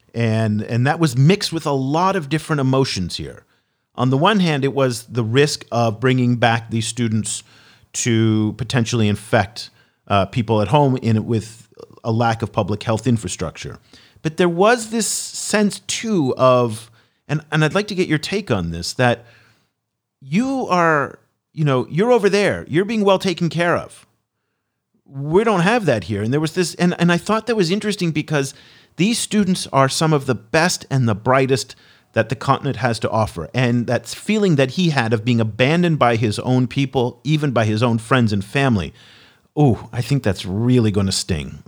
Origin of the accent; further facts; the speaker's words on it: United States; speaking as an American